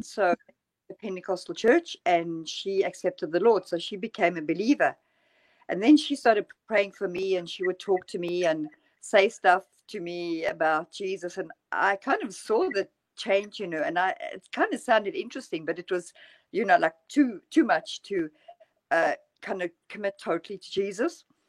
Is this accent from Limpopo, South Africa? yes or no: no; near Johannesburg, Gauteng, South Africa; moved away as an adult; also born or lived in London, United Kingdom; now in Norway; I grew up near Johannesburg